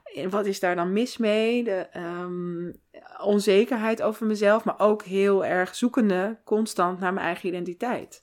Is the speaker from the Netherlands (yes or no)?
yes; Amsterdam, North Holland, Netherlands; born or raised there; also born or lived in Santa Marta, Colombia / Taganga, Colombia / Dordrecht